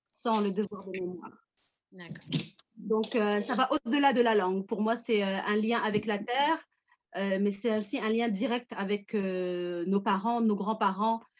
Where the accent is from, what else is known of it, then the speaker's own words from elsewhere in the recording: France; je suis française, je suis musulmane, je suis américaine, je suis tout ça